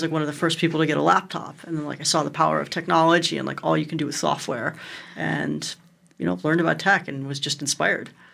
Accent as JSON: {"language": "English", "town": "Cleveland", "region": "Ohio", "country": "United States", "tie": "born or raised there", "said": "I grew up in Cleveland, one of the most interesting places in the entire"}